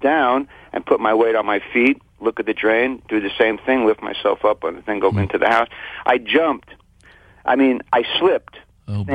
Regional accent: New York, United States; when I was growing up in New York

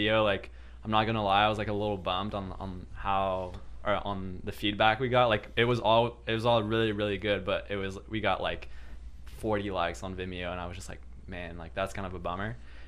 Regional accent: Quebec, Canada

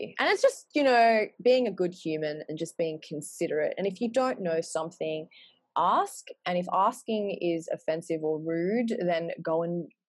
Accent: Australia; when we were growing up in Australia, like there wasn't anyone other than just like the pretty blonde, blue-eyed girls.

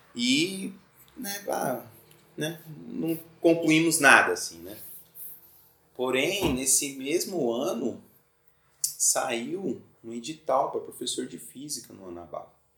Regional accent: Mato Grosso do Sul, Brazil; moved away as an adult; now in Florianópolis, Brazil; Eu sou de Mato Grosso do Sul né? e tô aqui já fazem 13 anos

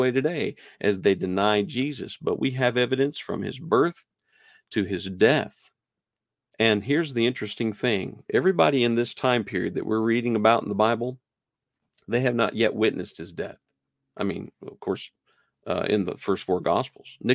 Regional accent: New Mexico, United States; also born or lived in Nashville, Tennessee; I I claim New Mexico as a place that I was kind of raised and you know where I grew. But I was born in Nashville, Tennessee.

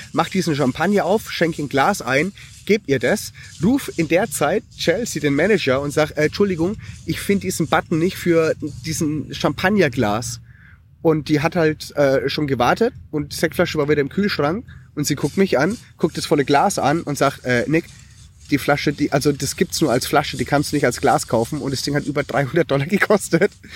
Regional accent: Germany; also born or lived in Western Australia; als Deutscher

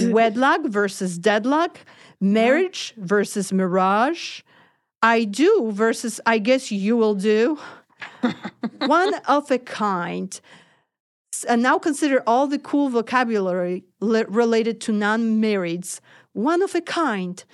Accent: Poland; now in United States; I am from Poland

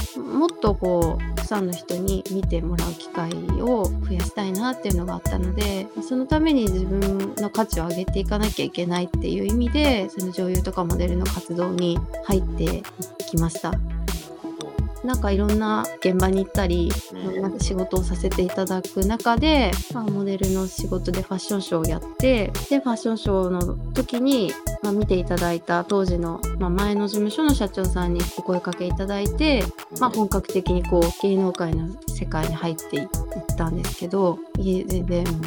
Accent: Fukuoka, Japan; moved away as an adult; now in Tokyo, Japan; 福岡出身です

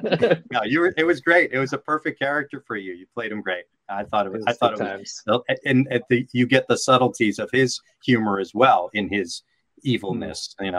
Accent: Brooklyn, New York, United States; I'm born and raised in Brooklyn, but I did not have that accent growing up. But all of my friends in the neighborhood, they did.

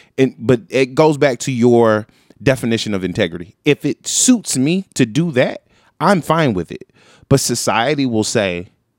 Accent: the South, United States; I'm from the South.

